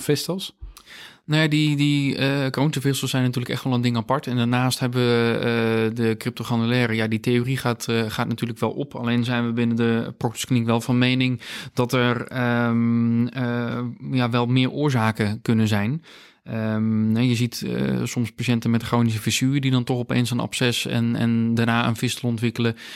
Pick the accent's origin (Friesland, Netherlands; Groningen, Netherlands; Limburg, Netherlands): Friesland, Netherlands; also born or lived in Gothenburg, Sweden; als echte Fries